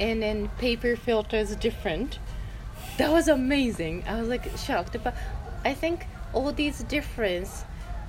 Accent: Japan; now in Amsterdam, Netherlands; from Japan, living in Amsterdam

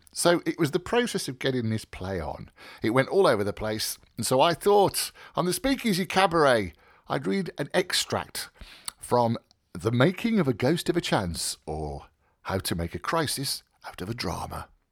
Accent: Birmingham, West Midlands, United Kingdom; at Wheelers Lane Infants in Birmingham

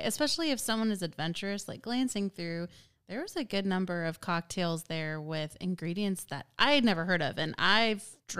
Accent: Texas, United States; there's another drink that I really didn't know about that I have grown to see as a Texan, but that's ranch water.

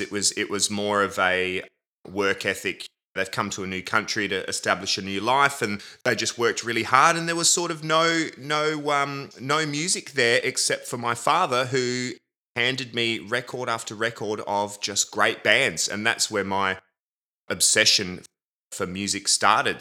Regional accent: Adelaide, South Australia, Australia; I was born in Adelaide, South Australia, at the Queen Elizabeth Hospital

